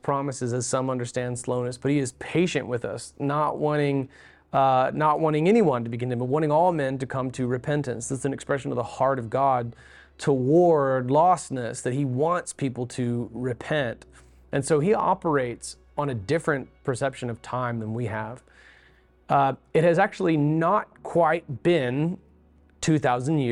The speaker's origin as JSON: {"language": "English", "town": "Beulah", "region": "Florida", "country": "United States", "tie": "born or raised there", "said": "When I grew up in Beulah, Florida, we had several acres"}